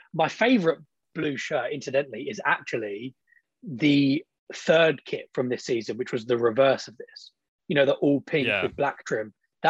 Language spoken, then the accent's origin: English; London, United Kingdom; I grew up in North East London